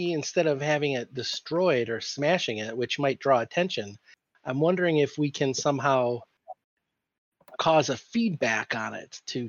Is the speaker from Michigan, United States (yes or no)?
yes; Michigan, United States; I'm from Michigan.